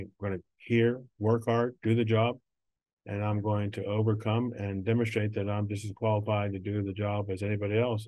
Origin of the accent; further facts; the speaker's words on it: Neville Island, Pennsylvania, United States; growing up on Neville Island